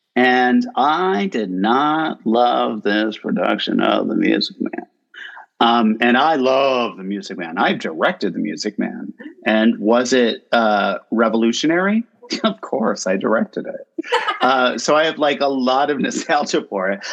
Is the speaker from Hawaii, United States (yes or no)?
no; Binghamton, New York, United States; SUNY Binghamton, which is my hometown